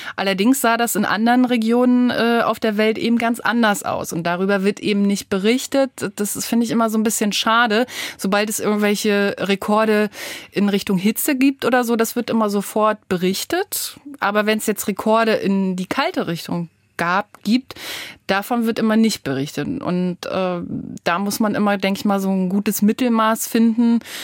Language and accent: German; Rostock, Mecklenburg-Vorpommern, Germany; now in Braunschweig, Germany; Ich komme von der Küste aus Rostock, da bin ich geboren